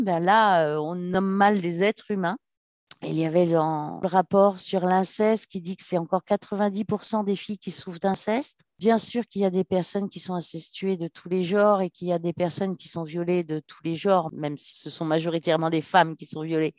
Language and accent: French; Paris, Île-de-France, France; je suis parisienne